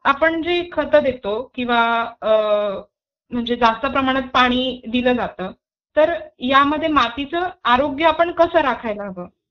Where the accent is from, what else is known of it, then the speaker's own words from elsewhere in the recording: Jalgaon, Maharashtra, India; मी स्वतः जळगावची आहे